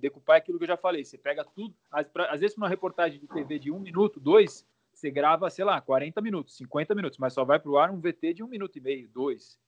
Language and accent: Portuguese; Santos, São Paulo, Brazil; eu sou de Santos